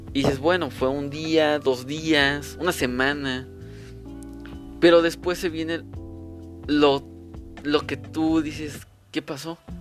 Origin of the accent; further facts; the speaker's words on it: Mexico City, Mexico; soy de la Ciudad de México